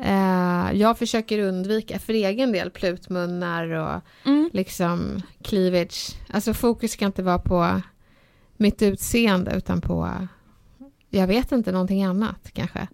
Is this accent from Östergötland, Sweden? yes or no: no; Stockholm, Stockholm County, Sweden; när jag var liten och jag växte upp i Bredäng